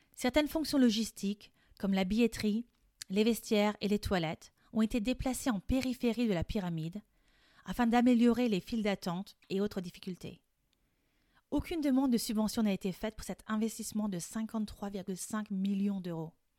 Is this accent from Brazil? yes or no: no; France; Je suis française et coach de français